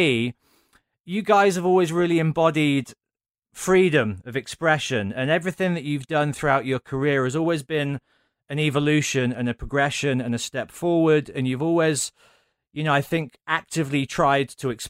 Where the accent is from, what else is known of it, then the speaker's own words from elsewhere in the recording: Birmingham, West Midlands, United Kingdom; I'm from Birmingham